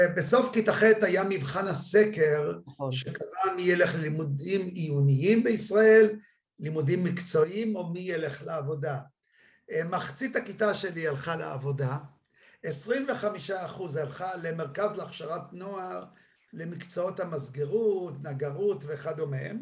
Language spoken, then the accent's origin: Hebrew; Kiryat Malakhi, Southern District, Israel; born or raised there